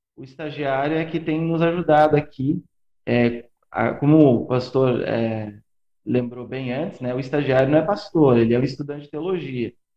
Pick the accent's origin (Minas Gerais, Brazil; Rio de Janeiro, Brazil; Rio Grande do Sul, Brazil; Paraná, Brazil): Rio Grande do Sul, Brazil; moved away as an adult; eu sou do Rio Grande do Sul